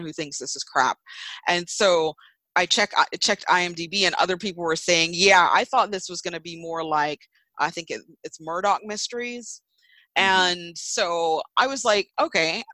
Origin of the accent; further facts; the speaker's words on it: United States; this is me being American